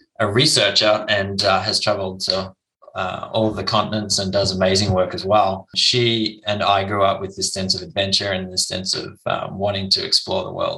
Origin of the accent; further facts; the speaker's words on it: Perth, Western Australia, Australia; I grew up in Perth, Western Australia